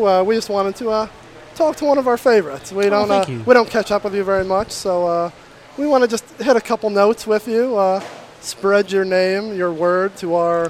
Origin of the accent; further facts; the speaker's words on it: Detroit, Michigan, United States; We are from Detroit. Just outside Detroit, Michigan.